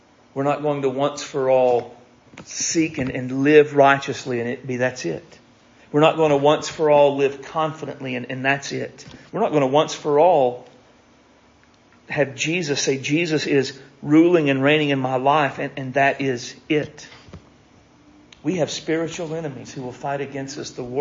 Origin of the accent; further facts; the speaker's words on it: United States; I am an American